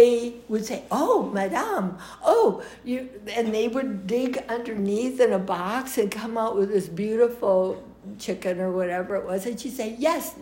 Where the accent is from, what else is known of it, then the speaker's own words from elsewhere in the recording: United States; accent: American; also born or lived in Nice, France; I was just an American girl